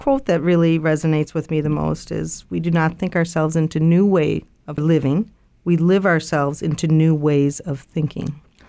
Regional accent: Chicago, Illinois, United States; I grew up on the South Side of Chicago.

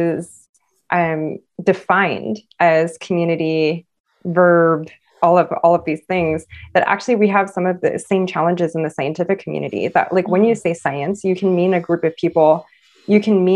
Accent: Los Angeles, California, United States; growing up in Los Angeles, I actually wasn't even the only Black Jew in my high school class

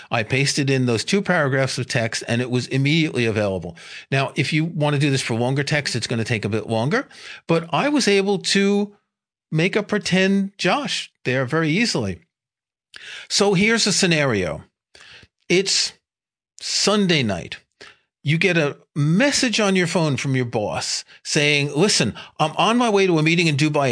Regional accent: New York City, New York, United States; I grew up in New York City

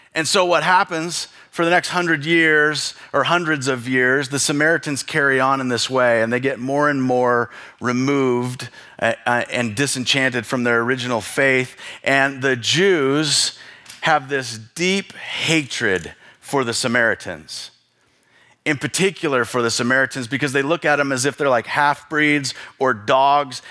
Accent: Bonners Ferry, Idaho, United States; I grew up in Bonner's Ferry

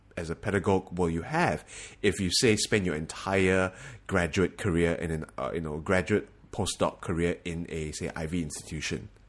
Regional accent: Singapore; moved away as an adult; now in United States; we are from Singapore

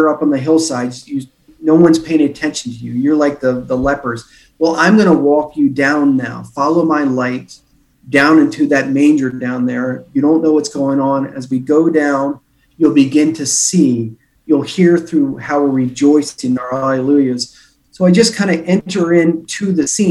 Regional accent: Ireland; I'm an Irishman

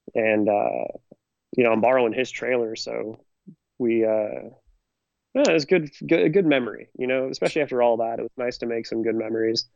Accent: Northern California, United States; I'm from Northern California

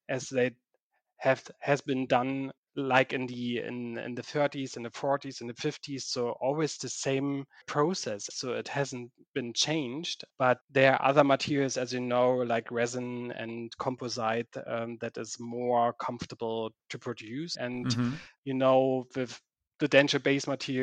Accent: Germany; English is a second language; I'm not from Switzerland too. So I'm from Germany

